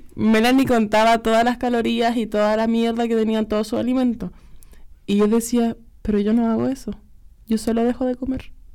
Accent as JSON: {"language": "Spanish", "town": "Santiago", "region": "Santiago Metropolitan Region", "country": "Chile", "tie": "born or raised there", "said": "Nacida y criada en Cerrillos, poblacional."}